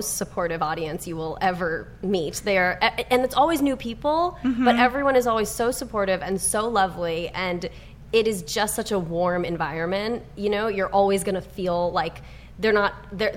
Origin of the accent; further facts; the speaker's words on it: New York, United States; moved away as an adult; now in Los Angeles, United States; I'm from New York and I didn't know many people when I moved out here